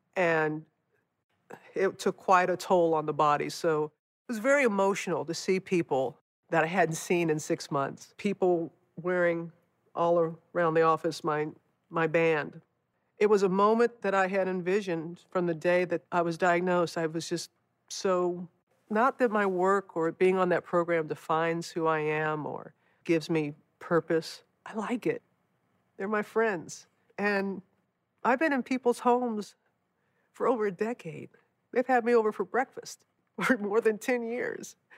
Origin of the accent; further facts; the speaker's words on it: United States; moved away; the destruction of my hometown after, after Katrina